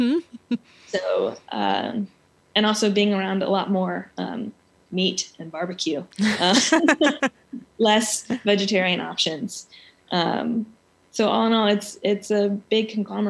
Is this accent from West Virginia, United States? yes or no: no; Memphis, Tennessee, United States; I am from Memphis, and I did come back to Memphis